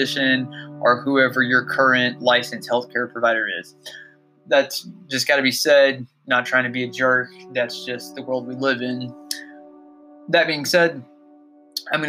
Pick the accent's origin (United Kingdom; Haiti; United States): United States; Georgia; my home state of Georgia